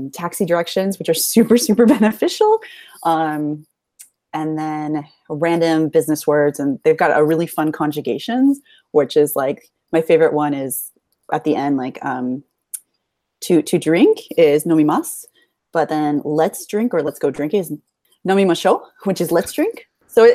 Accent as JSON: {"language": "English", "country": "United States", "also_born_or_lived": "Switzerland", "moved": "as an adult", "lives_now": "Japan", "said": "I'm American"}